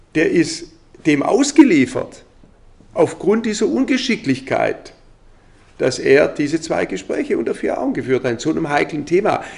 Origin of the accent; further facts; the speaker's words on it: Germany; bei uns in Deutschland